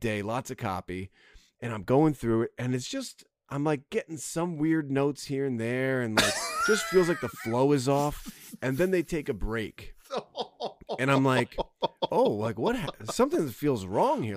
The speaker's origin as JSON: {"language": "English", "region": "New Jersey", "country": "United States", "tie": "born or raised there", "said": "I grew up near Ruby Tuesdays, which was like I think the Jersey Mall Applebee's"}